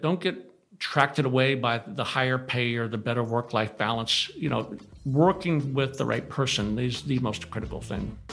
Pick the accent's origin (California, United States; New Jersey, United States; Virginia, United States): California, United States; I grew up in California